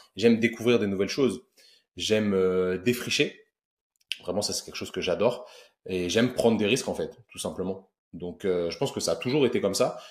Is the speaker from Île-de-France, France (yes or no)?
yes; Paris suburbs, Yvelines, Île-de-France, France; je viens de la banlieue parisienne, euh, exactement du, 78